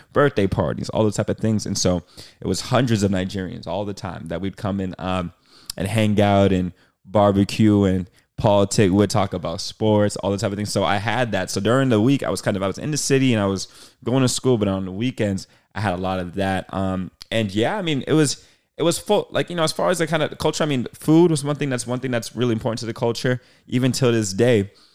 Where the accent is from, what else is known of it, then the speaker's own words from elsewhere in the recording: Boston, Massachusetts, United States; moved away as an adult; now in Los Angeles, United States; I'm born and raised in Boston, Massachusetts.